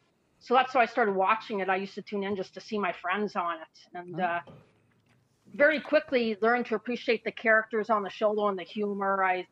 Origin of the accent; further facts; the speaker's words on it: Halifax, Nova Scotia, Canada; accent: East Coast; I born and raised in Halifax. I love this place.